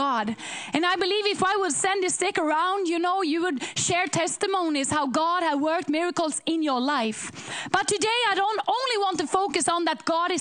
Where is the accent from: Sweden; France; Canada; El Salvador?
Sweden; We come from Sweden to preach in churches